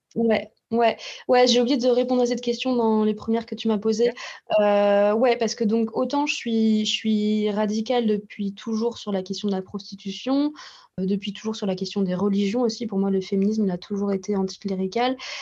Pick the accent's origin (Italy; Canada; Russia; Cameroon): Russia; je suis russe